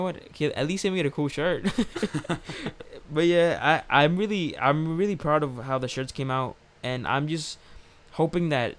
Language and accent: English; New York City, New York, United States; we're from New York City